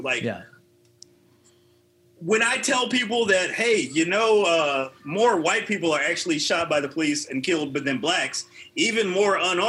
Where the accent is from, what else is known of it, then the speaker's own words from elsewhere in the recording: East St. Louis, Illinois, United States; I told you guys I'm originally from East St. Louis. Yeah, yeah. It's in Illinois, actually, but I'm from around there.